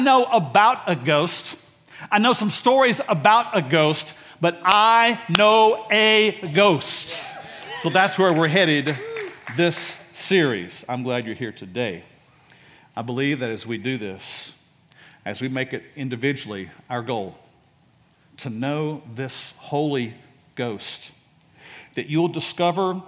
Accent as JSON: {"language": "English", "town": "Dallas", "region": "Texas", "country": "United States", "tie": "born or raised there", "said": "I grew up in Oak Cliff"}